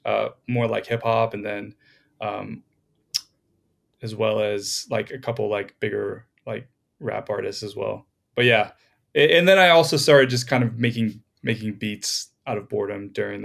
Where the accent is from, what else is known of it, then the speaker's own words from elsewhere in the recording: Florida, United States; moved away as an adult; now in Los Angeles, United States; I moved out to LA like 5 years ago. I'm from Florida originally.